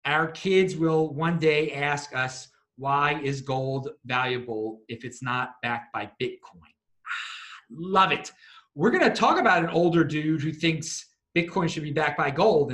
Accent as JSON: {"language": "English", "town": "Baltimore", "region": "Maryland", "country": "United States", "moved": "yes", "lives_now": "Tel Aviv, Israel", "said": "I'm from Baltimore originally"}